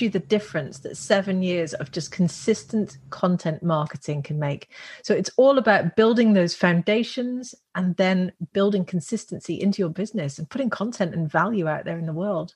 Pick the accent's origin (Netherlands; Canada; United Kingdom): Netherlands; moved away; also born or lived in Russian Far East / California, United States / Australia; I'm from the Netherlands